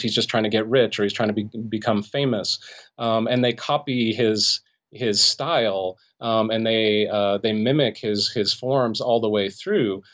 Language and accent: English; Los Angeles, California, United States; I grew up in the Los Angeles area in the San Fernando Valley